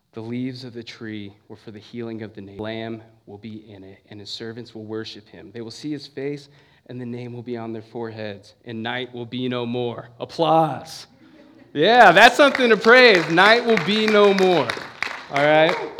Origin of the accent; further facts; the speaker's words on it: San Bernardino, California, United States; moved away as an adult; now in Ohio, United States; I'm from San Bernardino, California, for the most part